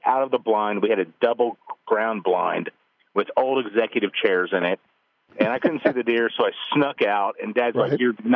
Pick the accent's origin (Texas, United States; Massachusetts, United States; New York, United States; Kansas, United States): Texas, United States; Austin; now in Waco, United States; I grew up in Austin